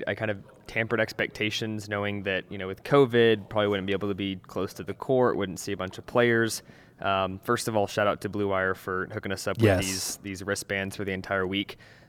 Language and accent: English; Florida, United States; Said, I'm from Florida. I'm used to this heat.